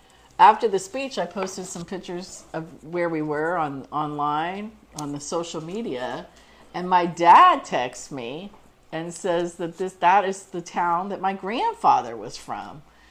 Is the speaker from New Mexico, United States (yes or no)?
no; Bay Area, California, United States; also born or lived in Hartford, Connecticut; I was born in Hartford, but I moved to California like when I was 2 weeks old.